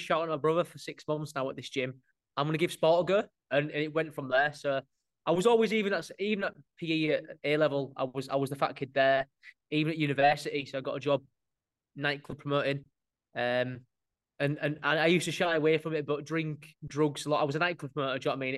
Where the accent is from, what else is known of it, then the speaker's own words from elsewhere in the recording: Hull, Yorkshire and the Humber, United Kingdom; also born or lived in York; I'm from Hull, not York